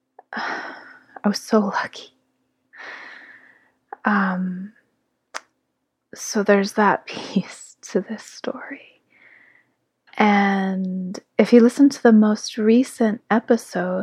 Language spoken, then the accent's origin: English; South Lake Tahoe, California, United States; now in Grass Valley, United States; South Lake Tahoe, my hometown, where I was born from my mother's womb, where she raised me and my sister alongside our father